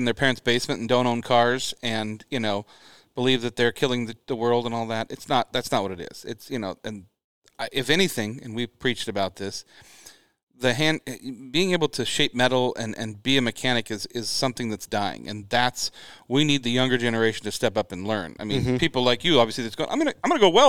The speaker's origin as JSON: {"language": "English", "town": "Spokane", "region": "Washington", "country": "United States", "tie": "born or raised there", "said": "I grew up in Spokane."}